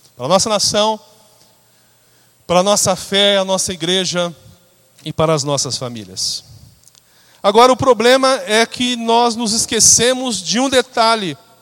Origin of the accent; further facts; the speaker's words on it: São Paulo, Brazil; now in São José dos Campos, Brazil; Logo na minha infância, eu tinha um pastor em São Paulo, ainda quando morava lá, eu sou de São Paulo.